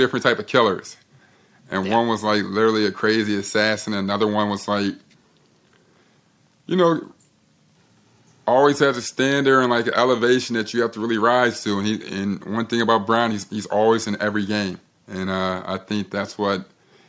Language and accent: English; Chicago, Illinois, United States; I'm from Chicago